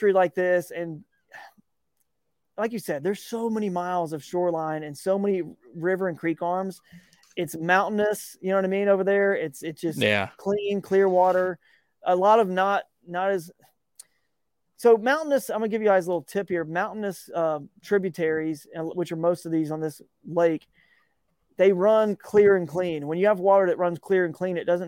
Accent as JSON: {"language": "English", "region": "Georgia", "country": "United States", "tie": "born or raised there", "said": "growing up in Georgia"}